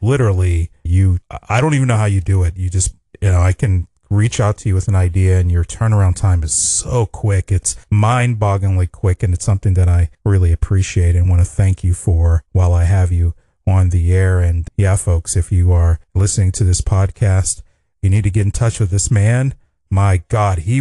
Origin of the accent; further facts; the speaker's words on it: Pittsburgh, Pennsylvania, United States; moved away as an adult; now in Los Angeles, United States; I'm actually from the eastern part of the United States in Pennsylvania, Pittsburgh, Pennsylvania